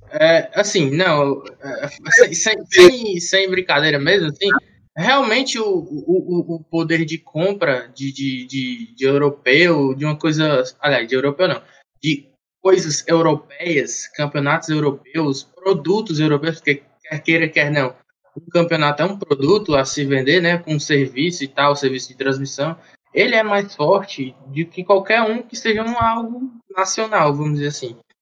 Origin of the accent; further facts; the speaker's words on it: Fortaleza, Ceará, Brazil; Sou aqui natural de Fortaleza